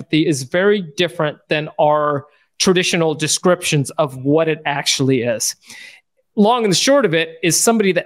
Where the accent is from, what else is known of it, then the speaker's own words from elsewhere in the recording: United States; moved away as an adult; also born or lived in Sacramento, California; now in Barbados; our family's journey of being an American family, moving in the middle of the pandemic to Barbados